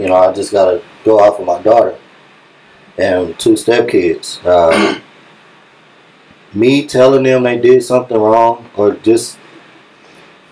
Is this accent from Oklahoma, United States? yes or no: no; Dallas, Texas, United States; I'm from East Dallas